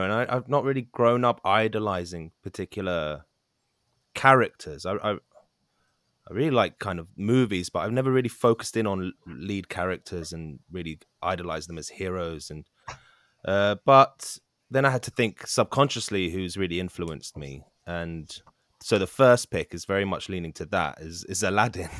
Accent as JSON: {"language": "English", "region": "London", "country": "United Kingdom", "tie": "born or raised there", "said": "In Ealing, West London, born and raised"}